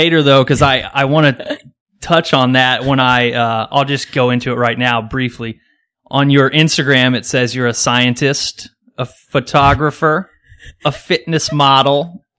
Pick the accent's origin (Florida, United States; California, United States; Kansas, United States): Kansas, United States; I'm from Kansas. So that's pretty, I mean, Wizard of Oz is kind of our thing in Kansas.